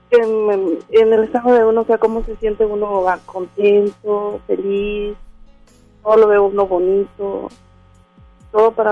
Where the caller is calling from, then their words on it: Monterrey, Nuevo León, Mexico; Aquí de Monterrey.